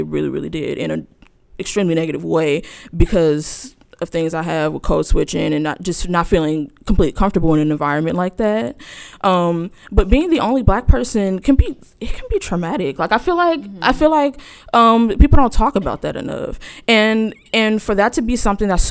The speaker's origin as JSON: {"language": "English", "town": "Inglewood", "region": "California", "country": "United States", "also_born_or_lived": "Rochester, New York", "moved": "as an adult", "said": "I'm from Los Angeles, but more specifically, if you know Los Angeles, I'm from Inglewood"}